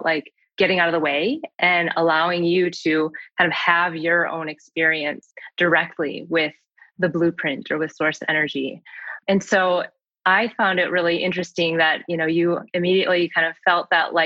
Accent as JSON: {"language": "English", "town": "Saint Paul", "region": "Minnesota", "country": "United States", "tie": "born or raised there", "also_born_or_lived": "Seoul, South Korea", "said": "I was born in Seoul, South Korea, and I was adopted when I was 9 months old. And I live in St. Paul, Minnesota, and that is where I grew up."}